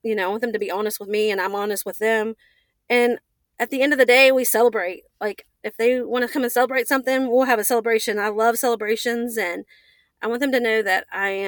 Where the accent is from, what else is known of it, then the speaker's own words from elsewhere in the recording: United States; I'm from Upshur County.